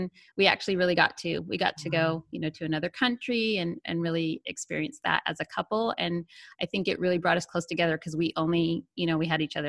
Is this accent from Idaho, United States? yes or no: yes; Idaho, United States; moved away as an adult; also born or lived in Nevada / Utah; I grew up in Idaho and Nevada